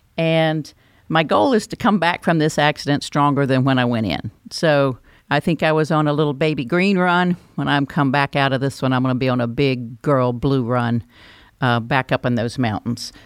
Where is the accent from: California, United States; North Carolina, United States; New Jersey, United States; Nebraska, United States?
North Carolina, United States; accent: North Carolina; also born or lived in Alabama; I was born in Alabama, but I only lived there six weeks, if you're thinking that's where my accent came from. That came from North Carolina